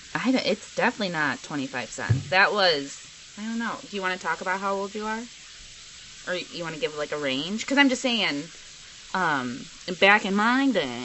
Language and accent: English; Chicago suburbs, Illinois, United States; I grew up in the suburbs